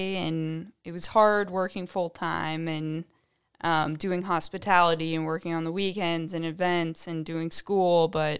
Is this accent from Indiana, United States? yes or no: yes; Indiana, United States; So I'm from Indiana. I went to college in New Orleans.